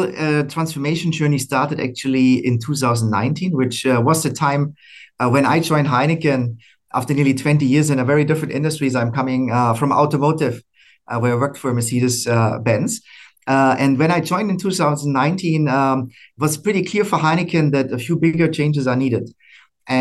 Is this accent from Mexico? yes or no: no; Germany; moved away as an adult; also born or lived in Americas / Asia Pacific; now in Singapore; I'm originally from Germany